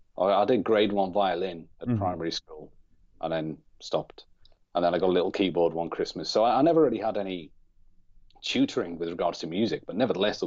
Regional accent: North West England, United Kingdom; I grew up on the Wirral in England, obviously, which is just over the water from Liverpool. So generally, I'll say that I'm from Liverpool

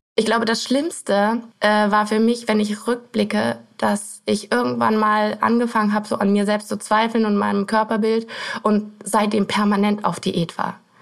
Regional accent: Erkelenz, North Rhine-Westphalia, Germany; Ich komme aus Erklens. Das ist, das kennt wahrscheinlich kein Mensch. Das ist äh, bei Mönchengladbach relativ im Westen von Deutschland

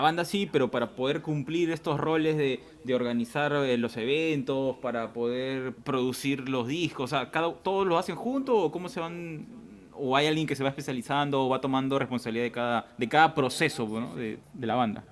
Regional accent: Lima, Peru; nosotros hemos crecido en Tawa, así que también somos con norteños

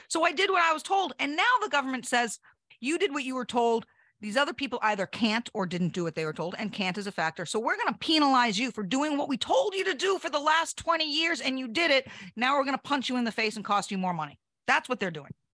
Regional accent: United States; as an American

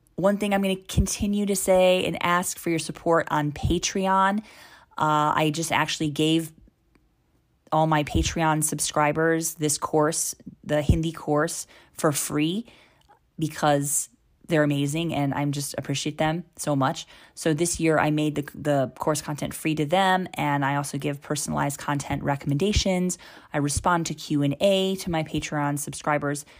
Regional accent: United States; now in India; I'm from the United States. but live full time in India.

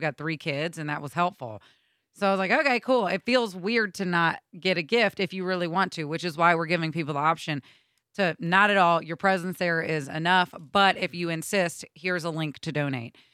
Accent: Georgia, United States; now in Michigan, United States; from Georgia

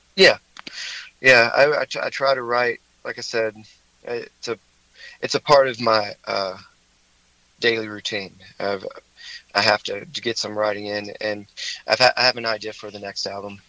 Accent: High Point, North Carolina, United States; also born or lived in Greensboro; I grew up in High Point, so um, you know, I I lived. I've lived all over the place, but for most of my life, I've lived in High Point and Greensboro

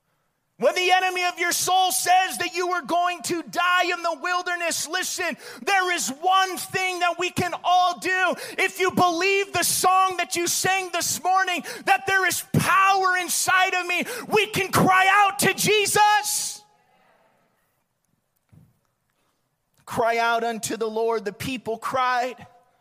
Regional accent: Bullhead City, Arizona, United States; I grew up in Bullhead

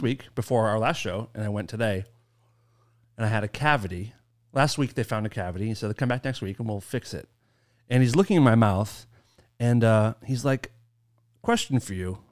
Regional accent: Maine, United States; accent: Maine; moved away; it's my favorite accent. I grew up with it

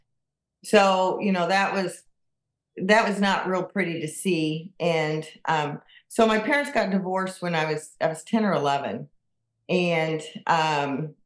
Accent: Kansas City, Missouri, United States; moved away as an adult; also born or lived in Michigan; I was born and raised in Kansas City, and I moved to the state of Michigan in 1990, and I lived there for 31 years.

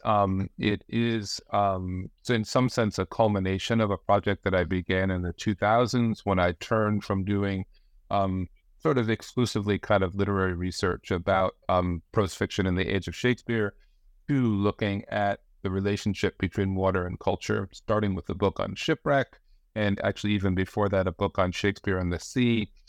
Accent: New Jersey, United States; now in Branford, United States; I grew up in the Northeast, uh, in New Jersey

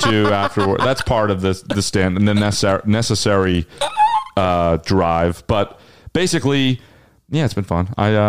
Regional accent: New Jersey, United States

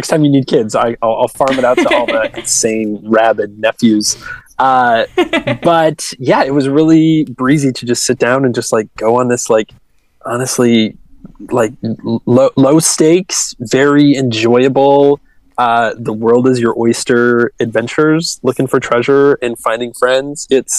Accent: California, United States; Oh, so I I'm from California

